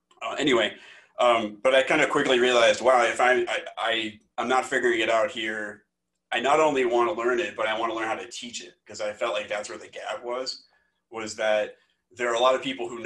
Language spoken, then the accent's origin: English; Omaha, Nebraska, United States; moved away as an adult; also born or lived in Massachusetts / Michigan; now in Iowa, United States; I am originally from Omaha, Nebraska, and I went to Iowa State University for my undergrad